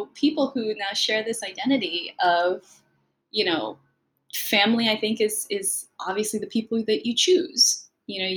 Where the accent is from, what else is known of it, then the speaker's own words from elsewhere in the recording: San Francisco, California, United States; first language Spanish; English is a second language; also born or lived in Concord, California / Michigan; I was born and raised in San Francisco in the Bay Area